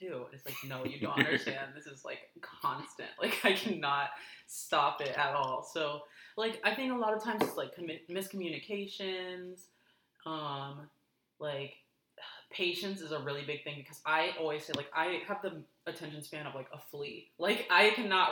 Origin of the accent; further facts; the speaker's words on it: Orlando, Florida, United States; I'm from Orlando.